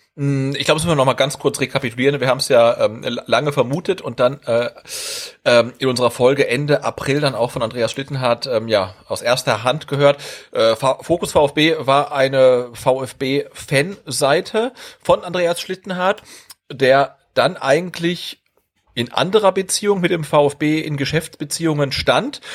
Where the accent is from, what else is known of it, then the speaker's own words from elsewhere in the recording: North Rhine-Westphalia, Germany; ich komme ja aus Ostwestfalen